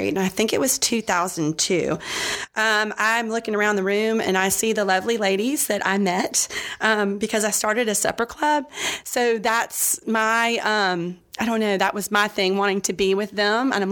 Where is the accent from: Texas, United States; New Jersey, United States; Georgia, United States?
Georgia, United States; also born or lived in Florida; I was born in Florida in 1970, so you figure out the math how old I am today. Um, I moved to Georgia and I was Catholic raised, Catholic school.